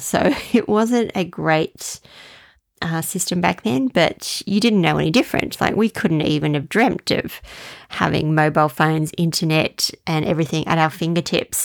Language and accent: English; Australia; as an Australian